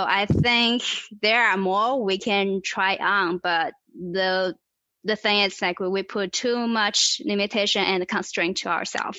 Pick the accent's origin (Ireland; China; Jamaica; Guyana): China; English is a second language; moved away as an adult; I was born and raised in China.